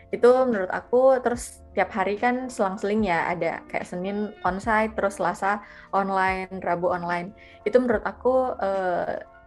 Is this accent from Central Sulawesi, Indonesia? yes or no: yes; Palu, Central Sulawesi, Indonesia; moved away as an adult; harus balik lagi ke tempat asal balik lagi ke Palu